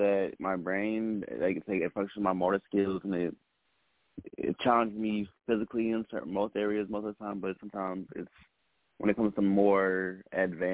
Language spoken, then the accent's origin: English; Lafayette, Louisiana, United States; now in Texas, United States; I'm calling from Texas, but I am from Lafayette, Louisiana